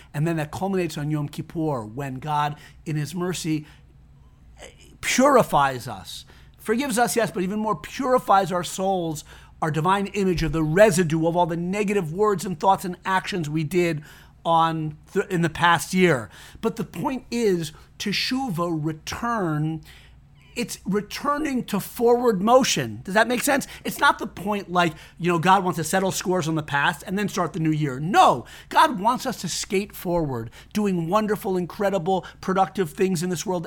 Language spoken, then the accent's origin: English; Connecticut, United States; I grew up in Connecticut